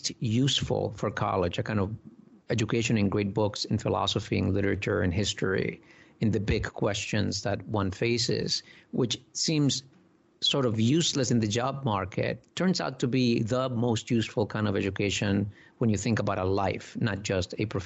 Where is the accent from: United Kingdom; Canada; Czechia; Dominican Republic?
Dominican Republic; now in United States; I was born in the Dominican Republic, you know, an island